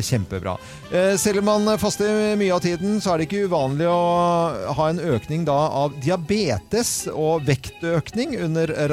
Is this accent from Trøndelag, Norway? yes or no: yes; Hitra, Trøndelag, Norway; Jeg kommer fra Hitra.